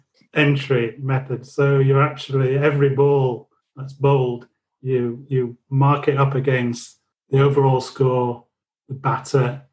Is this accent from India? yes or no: no; Leeds, Yorkshire and the Humber, United Kingdom; growing up in Leeds within earshot of Headingley